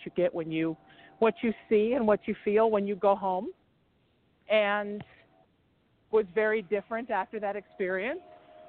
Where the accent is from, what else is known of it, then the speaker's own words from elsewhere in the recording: Huntington Beach, California, United States; also born or lived in New Haven, Connecticut / Chicago / Baltimore; I'm originally from New Haven, Connecticut. Lived in Chicago for a while as a kid, then Baltimore. We moved to California when I was 13, and I grew up in Surf City, which is where I am right now, Huntington Beach, California.